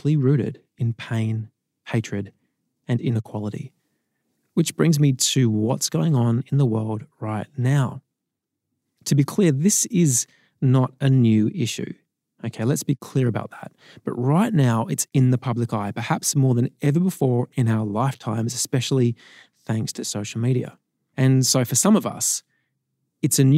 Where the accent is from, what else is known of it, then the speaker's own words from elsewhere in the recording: Sydney, New South Wales, Australia; growing up in Sydney